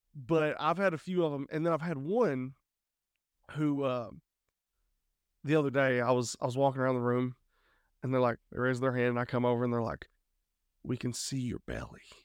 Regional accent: Eastern Kentucky, United States; moved away as an adult; we are originally from Eastern Kentucky

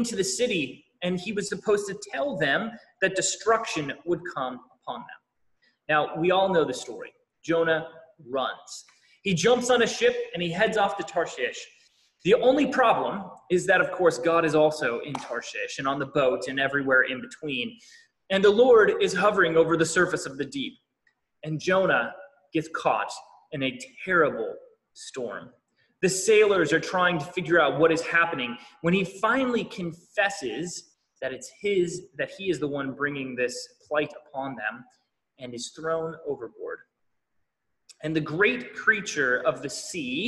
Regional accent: New Hampshire, United States; Growing up in New Hampshire

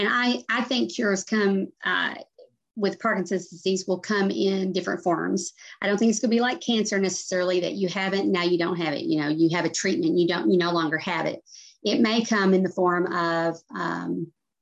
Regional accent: Arkansas, United States; I lived in an area growing up in Arkansas

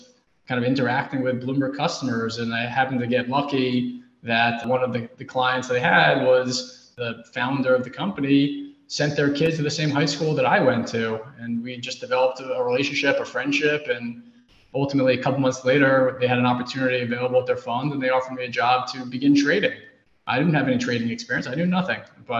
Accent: New York City, New York, United States; growing up in New York City

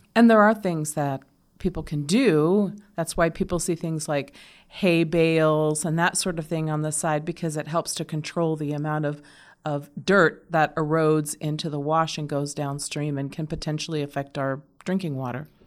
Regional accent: Arizona, United States; I grew up here in Arizona

